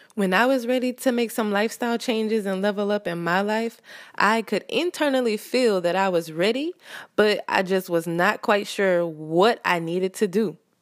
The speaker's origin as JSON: {"language": "English", "region": "the South", "country": "United States", "said": "I live in America. I'm from the South"}